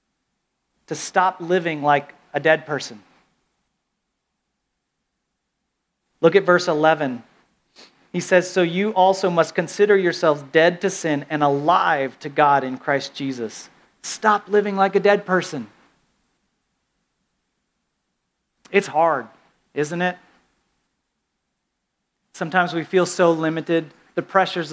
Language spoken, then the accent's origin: English; the South, United States; I'm from the South